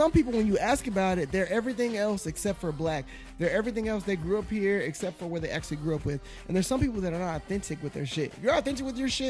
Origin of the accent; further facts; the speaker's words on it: Gary, Indiana, United States; I grew up in You know, I grew up in the SWAT. I grew up in fucking Gary, Indiana. I grew up in the Meadows, Indianapolis.